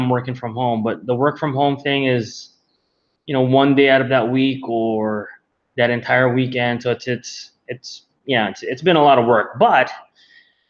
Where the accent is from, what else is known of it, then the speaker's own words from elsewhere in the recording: Manila, Metro Manila, Philippines; I was born and raised here in Manila, Philippines